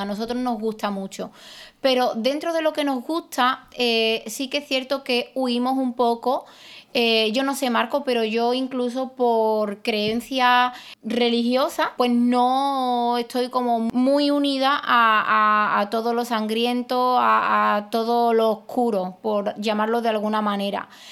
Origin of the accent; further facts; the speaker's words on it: Spain; los españoles eh, nos hemos apropiado